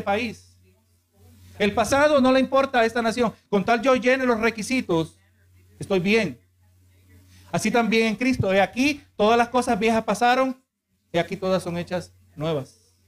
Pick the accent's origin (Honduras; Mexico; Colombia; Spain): Honduras; now in United States; O yo soy americano. No, yo soy de Honduras